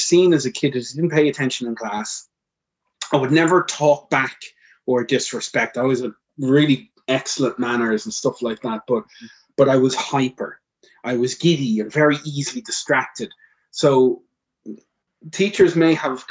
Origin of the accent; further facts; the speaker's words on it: Dublin, Leinster, Ireland; I've born and raised in Ireland and in Dublin.